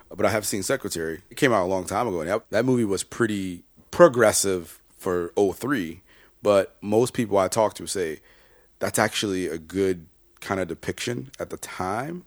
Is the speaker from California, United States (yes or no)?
no; Chicago, Illinois, United States; I'm from Chicago, born and raised